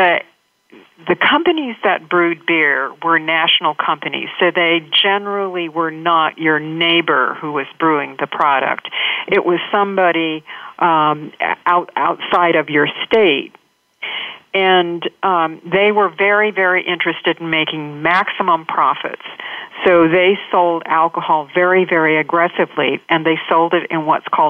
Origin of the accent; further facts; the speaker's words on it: Astoria, Oregon, United States; I grew up in Astoria, which is a small town on the coast of Oregon